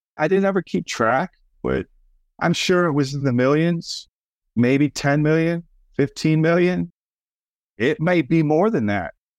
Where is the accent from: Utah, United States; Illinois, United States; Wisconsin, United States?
Illinois, United States; Schaumburg; also born or lived in Chicago, Illinois; we grew up in Schaumburg, which was a suburb outside of Chicago, middle class suburbia. And then to go from there to the south side of Chicago